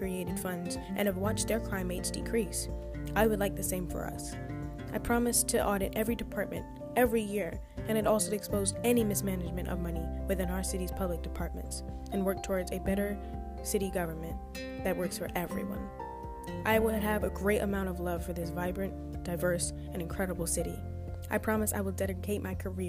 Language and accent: English; Philadelphia, Pennsylvania, United States; I was raised in Philadelphia, and I love this city